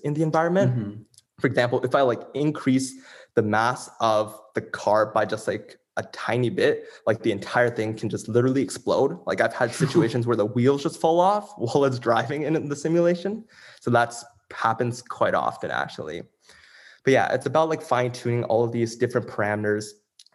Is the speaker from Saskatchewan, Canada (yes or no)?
no; Toronto, Ontario, Canada; I'm from Toronto, Canada, and I've lived in the Greater Toronto area my entire life.